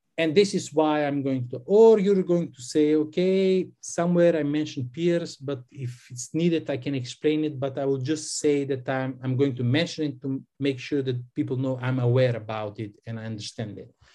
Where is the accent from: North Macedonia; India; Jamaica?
North Macedonia; I'm from Macedonia